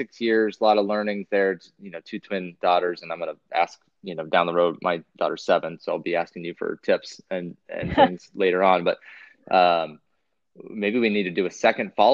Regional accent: Pacific Northwest, United States; now in Michigan, United States; I'm from the Pacific Northwest

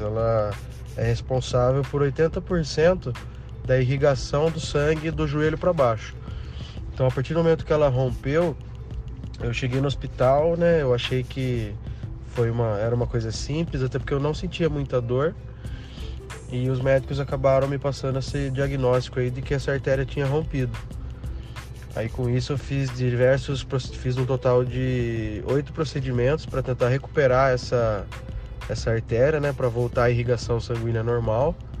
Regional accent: Limeira, São Paulo, Brazil; sou da cidade de Limeira, interior de São Paulo

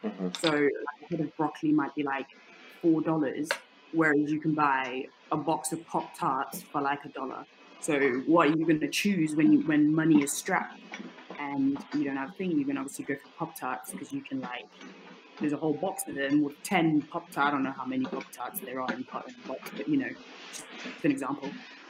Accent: Leicester, East Midlands, United Kingdom; yeah, I was going to say, because me growing up in Leicester, living in Leicester during my teenage years, I know it's not the size of like London

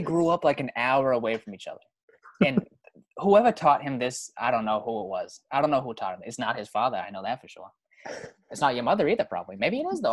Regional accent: Boston area, Massachusetts, United States; I'm from Massachusetts. I'm from near Boston, you know, Boston area. Not not I'm not from the city, but I'm not, you know, suburb area sort of.

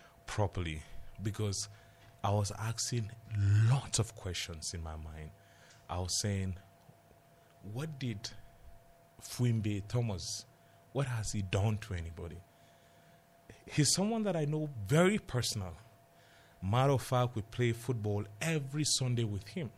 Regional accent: Jos, Plateau, Nigeria; I grew up in Jos.

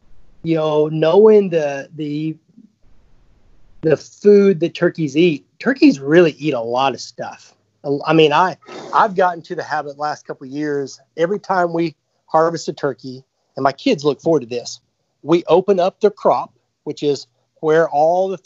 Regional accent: the South, Alabama, United States; growing up in the South, I lived in Alabama for a long time

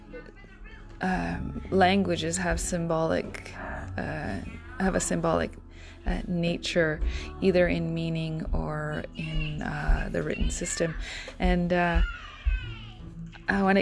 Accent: Ontario, Canada; also born or lived in Japan; middle of nowhere, where I had to go to an English school, and it was a very, very quaint little town in Ontario

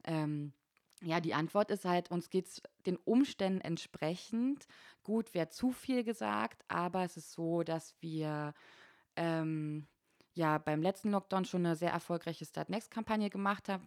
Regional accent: Frankfurt and Berlin, Brandenburg, Germany; moved away as an adult; now in Konstanz, Germany; ich komme aus Ostdeutschland, ich bin zwischen Frankfurt oder und Berlin aufgewachsen in beiden Städten

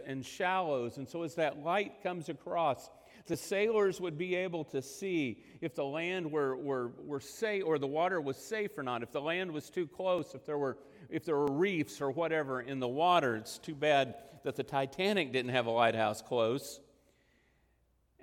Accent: Texas Panhandle / western Oklahoma, United States; I spent much of my life growing up in the Texas Panhandle in western Oklahoma

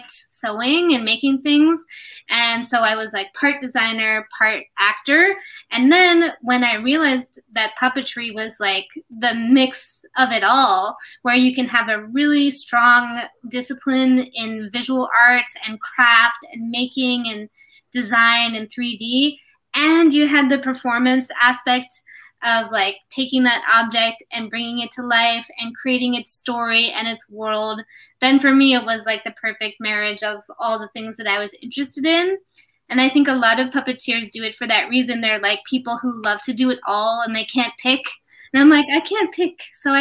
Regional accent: United States; also born or lived in New York; I grew up in the United States

